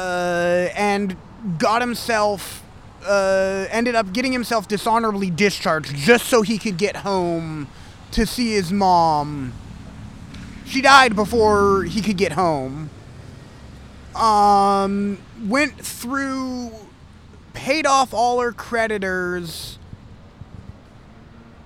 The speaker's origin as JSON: {"language": "English", "region": "Michigan", "country": "United States", "said": "I was originally from Michigan"}